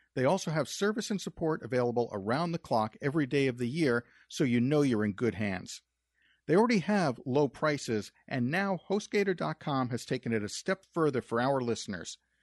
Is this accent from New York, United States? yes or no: yes; New York, United States; moved away; we're originally from New York, and I used to work in Manhattan